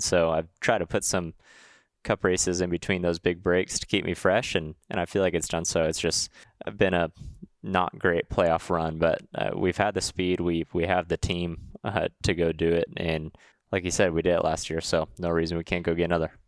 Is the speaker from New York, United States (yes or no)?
no; Huntington Beach, California, United States; moved away; I'm from Huntington Beach, California